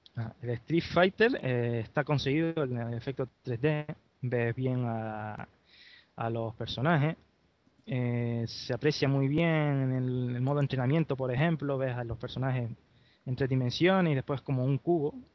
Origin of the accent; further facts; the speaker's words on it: Gran Canaria, Canary Islands, Spain; soy de Gran Canaria